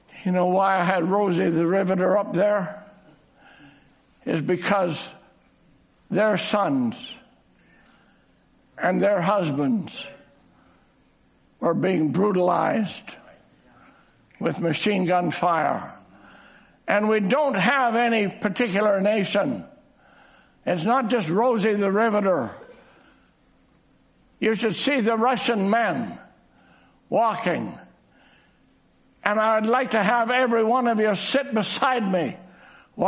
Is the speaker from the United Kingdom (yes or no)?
no; Canada; I'm just a Canadian up here preaching